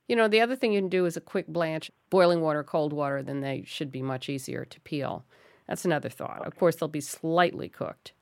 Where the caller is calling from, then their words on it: Spring Creek, Nevada, United States; I'm calling from Spring Creek, Nevada